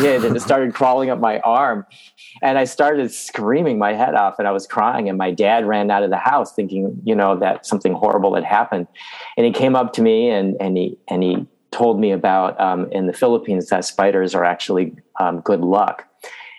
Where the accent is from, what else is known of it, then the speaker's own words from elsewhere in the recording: Binghamton, New York, United States; I grew up in like a new development in upstate New York, outside of Binghamton, New York